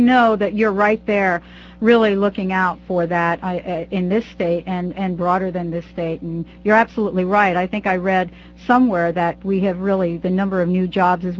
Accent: New Jersey, United States; I'm from New Jersey

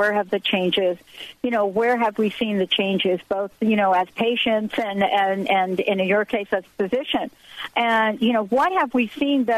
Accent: New Jersey, United States; moved away as an adult; also born or lived in New York / Morristown, New Jersey; now in Washington, United States; I was born in New York. I worked and lived in New Jersey most of my life. I actually lived in Morristown, New Jersey. For many of us that grew up in that environment

